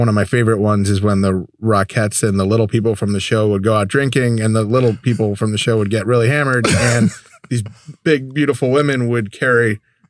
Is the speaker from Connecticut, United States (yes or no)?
yes; Connecticut, United States; now in Dallas, United States; when I grew up in Connecticut, barbecue was like ribs, and it wasn't Texas barbecue. I can't even say it was barbecue now that I'm in Dallas